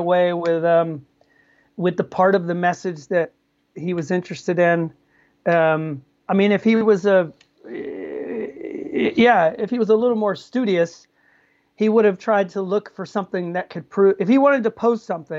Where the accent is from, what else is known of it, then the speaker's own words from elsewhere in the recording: the South, United States; we're both from the South